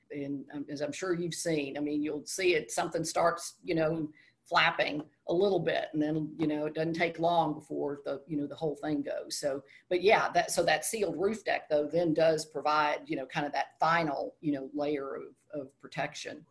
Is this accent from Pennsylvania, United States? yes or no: no; Texas, United States; moved away as an adult; also born or lived in South Carolina; I'm from Texas